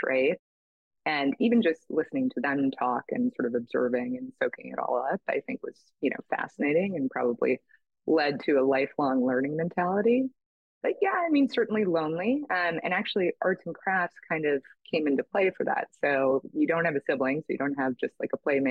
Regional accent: New York City, New York, United States; moved away as an adult; now in San Francisco, United States; I grew up on the Upper East Side

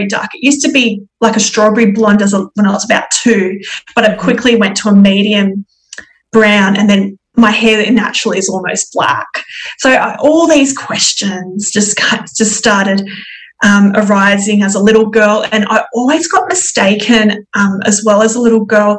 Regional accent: Sydney, New South Wales, Australia; I am 36 years old and I am from Sydney, Australia

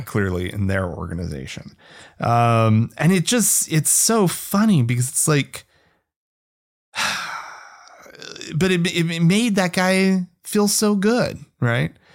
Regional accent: rural Oklahoma, United States; now in Salt Lake City, United States; I grew up outside of Utah, um, and, uh, namely you know, rural Oklahoma

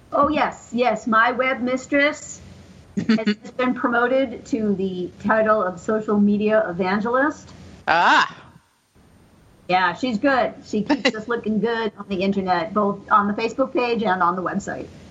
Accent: Central Massachusetts, United States; I grew up around here. I grew up in Central Mass

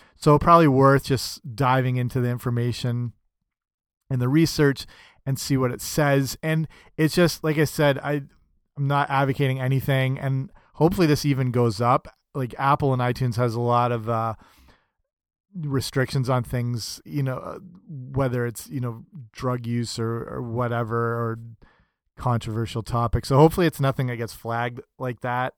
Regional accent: Canada; I'm Canadian

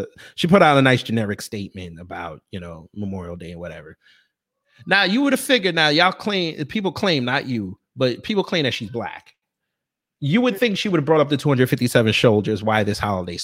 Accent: Jamaica; I'm Jamaican.

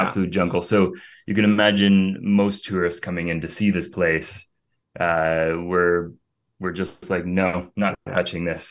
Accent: Cambridge, Ontario, Canada; moved away as an adult; now in Greece; from a little small town, Cambridge, Ontario

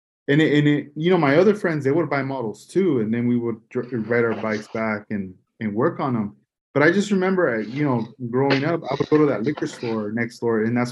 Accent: Oxnard, California, United States; also born or lived in Port Hueneme, California; I grew up in Lemonwood.

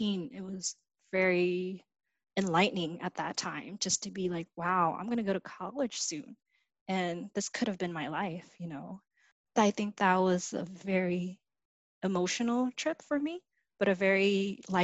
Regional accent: United States; also born or lived in Vietnam / Malaysia; I came to the States when I was 6

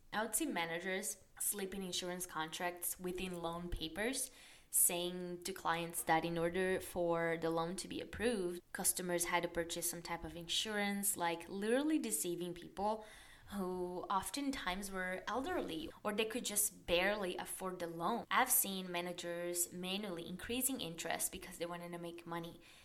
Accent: Brazil; English is a second language; moved away as an adult; also born or lived in Dublin, Ireland; I was born and raised in Brazil

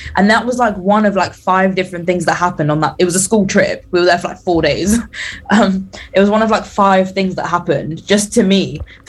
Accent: London, United Kingdom; accent: British; London. And they were like, oh. And we're like, yep, from the UK, mate, British accent.

